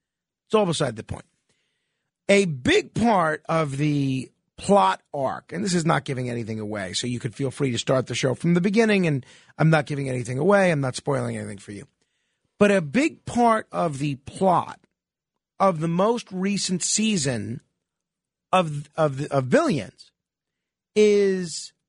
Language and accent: English; New York City, New York, United States; my hometown, which happens to be New York.